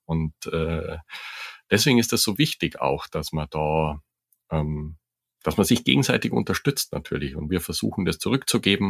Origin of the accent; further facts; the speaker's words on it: Germany; bei uns in Deutschland